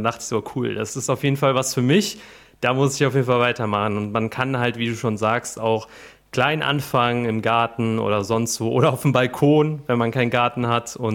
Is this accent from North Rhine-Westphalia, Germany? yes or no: yes; Cologne, North Rhine-Westphalia, Germany; born there; Also Köln ich und gebürtiger Kölner.